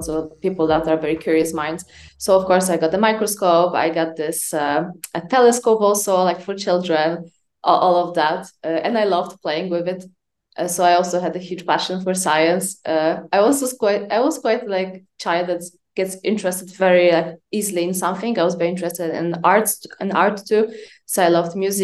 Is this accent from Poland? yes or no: yes; Poland; moved away; also born or lived in France; I'm Polish. I was born and raised for the most part in Poland